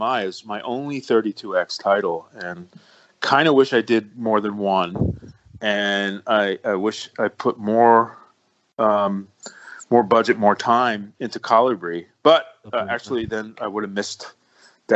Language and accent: English; New York City, New York, United States; I'm from the Bronx, and I got this whole New York thing.